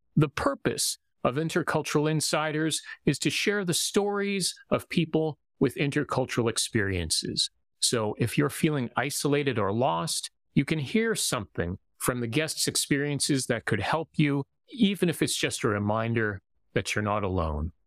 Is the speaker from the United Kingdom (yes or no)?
no; Canada; also born or lived in Japan; as a Canadian, where I was raised